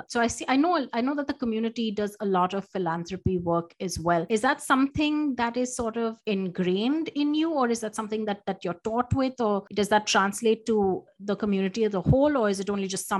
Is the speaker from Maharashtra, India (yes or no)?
yes; Mumbai, Maharashtra, India; And having been born and brought up in Mumbai, you see it.